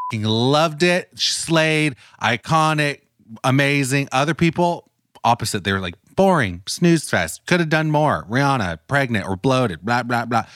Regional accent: United States; I'm from the United States

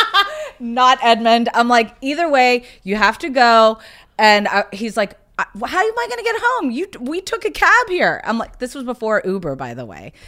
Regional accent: South Carolina, United States; moved away; also born or lived in Bloomington, Indiana; even though I was born in Indiana, I grew up in South Carolina

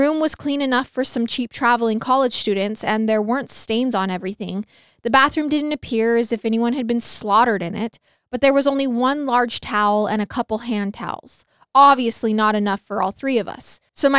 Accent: Nebraska, United States; I grew up in Nebraska, right along Interstate 80, which is a very high trafficking interstate.

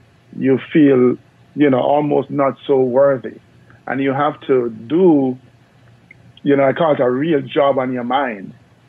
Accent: Jamaica; And no, I'm from Jamaica, but I'm not one of the sprinters.

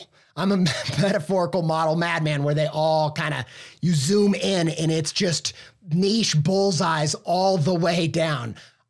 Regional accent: Indiana, United States; accent: Midwestern; No, I grew up not in the southern half of France, but southern Indiana.

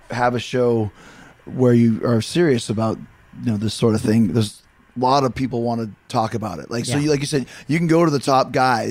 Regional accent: Winnipeg, Manitoba, Canada; moved away; I grew up in Winnipeg.

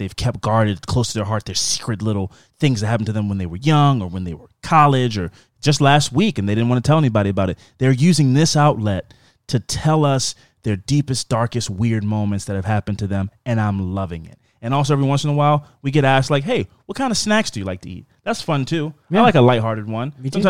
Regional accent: Catonsville, Maryland, United States; Anyway, I grew up in Catonsville, Maryland

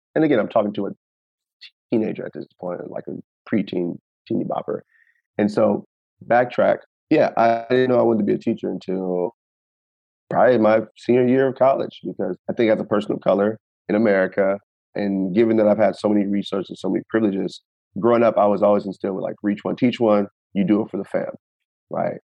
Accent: Temple, Texas, United States; moved away; I'm from Temple, small town

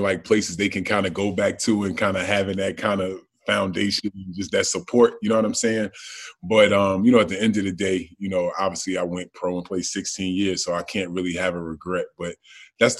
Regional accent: Orange, New Jersey, United States; also born or lived in Roselle, New Jersey; I grew up in Orange

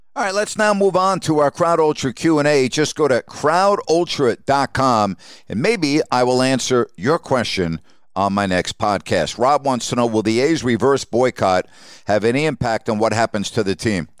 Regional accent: Long Island, New York, United States; moved away as an adult; now in Sacramento, United States; as a boy growing up on Long Island

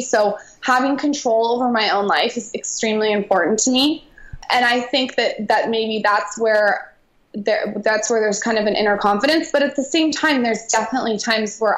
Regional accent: San Diego, California, United States; I grew up in San Diego

